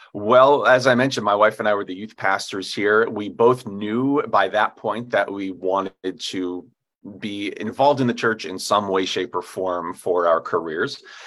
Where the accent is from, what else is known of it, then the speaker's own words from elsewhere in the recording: upstate New York, United States; now in Anchorage, United States; I grew up in New York State, and it's always important to differentiate between you know Manhattan and where I grew up, which is way upstate New York in the mountains